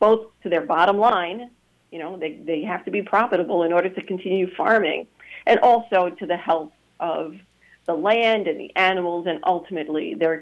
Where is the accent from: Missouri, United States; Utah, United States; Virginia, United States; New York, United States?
New York, United States; New York City; moved away; also born or lived in Spanish Harlem / Staten Island; I grew up in the South Bronx, in the tenements of the South Bronx, and because my grandparents lived in Spanish Harlem, I spent a lot of time there too.